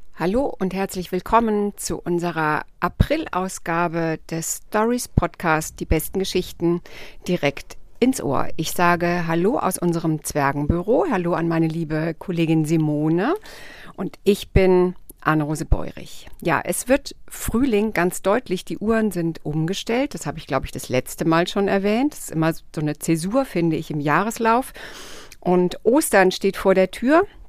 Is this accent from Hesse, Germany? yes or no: yes; Rhine-Main area, Hesse, Germany; accent: Hessian; in meiner heimatlichen Mundart, nämlich in Hessisch, vortragen. Ich bin ja ähm, ein Kind des Rhein-Main-Gebiets